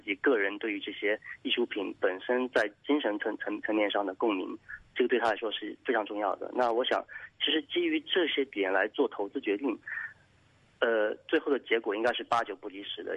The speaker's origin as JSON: {"language": "Chinese", "town": "Jingdezhen", "region": "Jiangxi", "country": "China", "tie": "born or raised there", "moved": "yes", "said": "我是出生在景德镇"}